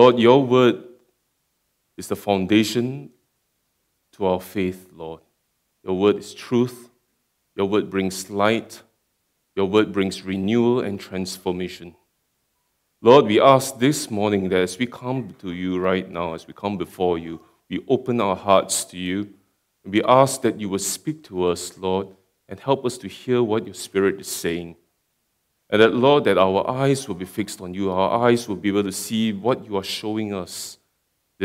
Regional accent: Singapore; moved away as an adult; now in Perth, Australia; I come from Singapore, and I've been just in Perth for about 1.5 years

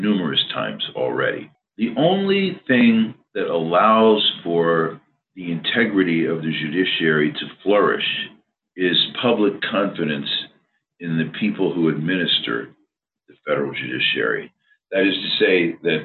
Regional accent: Pennsylvania, United States; my home state of Pennsylvania

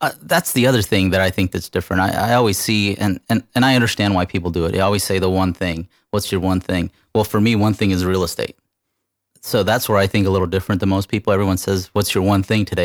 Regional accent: California, United States; moved away; I'm from California. I'm not from here

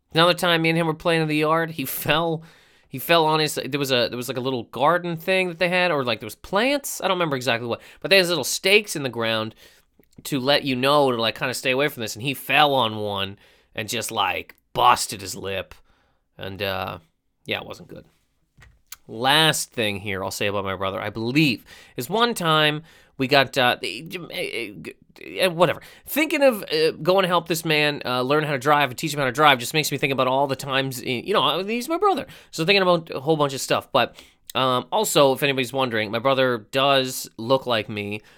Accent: Halifax, Nova Scotia, Canada; moved away; also born or lived in Miramichi, New Brunswick; I'm from Halifax, and that's where the festival is

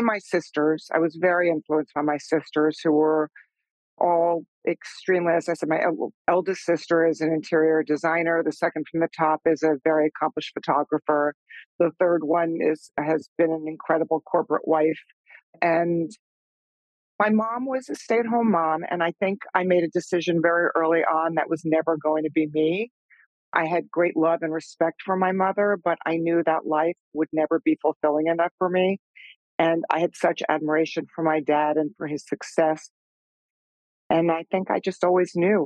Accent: Long Island, New York, United States; I grew up out on Long Island

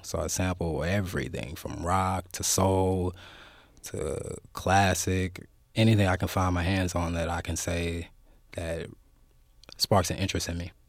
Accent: Oakland, California, United States; also born or lived in Richmond, California; I grew up in Oakland. I grew up in West Oakland for a little while. Moved out to Richmond

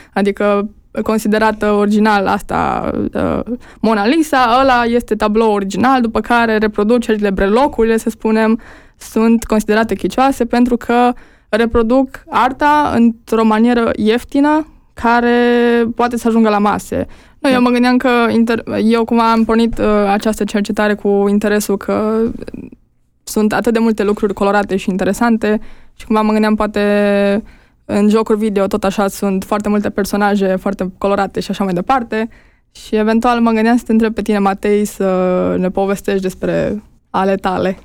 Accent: Jiu Valley, Hunedoara County, Romania; moved away as an adult; eu sunt din Valea Jiului

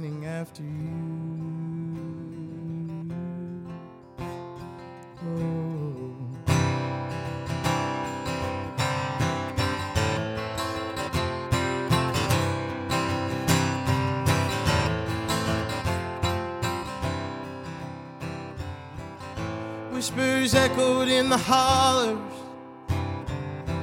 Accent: Hurricane, West Virginia, United States; now in Louisville, United States; growing up in Hurricane, West Virginia, I was really lucky to be a part of a community that was more than loving.

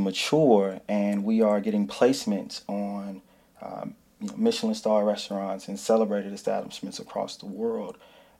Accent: Chicago, Illinois, United States; I am originally from Chicago.

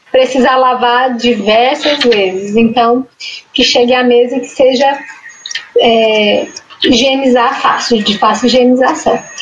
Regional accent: Brazil; Como boa brasileira

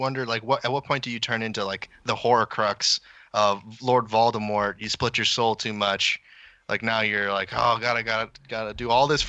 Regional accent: Nevada, United States; So I came from Nevada.

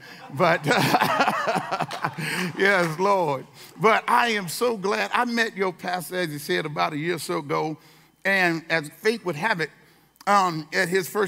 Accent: California, United States; And, we're from California, but as God would have it, the schools are right next door to each other.

